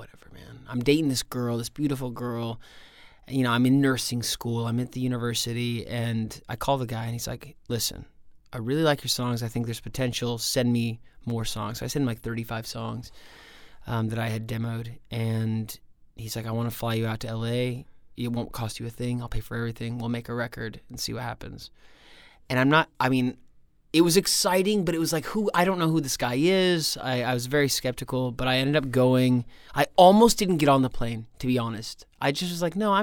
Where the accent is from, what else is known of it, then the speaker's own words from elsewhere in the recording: Nebraska, United States; moved away as an adult; also born or lived in Utah / Venezuela; when I grew up in Nebraska.